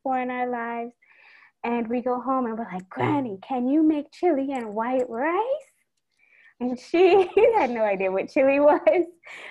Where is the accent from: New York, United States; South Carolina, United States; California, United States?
New York, United States; New York City; moved away as an adult; also born or lived in Washington, D.C.; now in Trinidad and Tobago; I was born and raised in Brooklyn to Trini parents